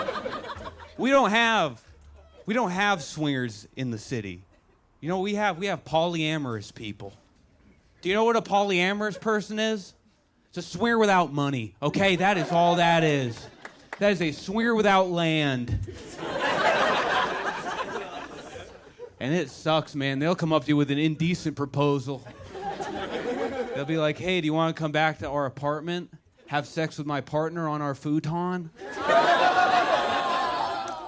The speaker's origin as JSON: {"language": "English", "town": "Buzzards Bay", "region": "Massachusetts", "country": "United States", "tie": "born or raised there", "moved": "as an adult", "said": "I am from Buzzards Bay, Massachusetts"}